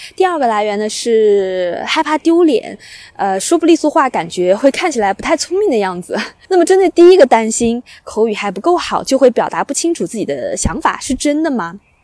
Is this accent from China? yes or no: yes; China; now in Australia; 我在国内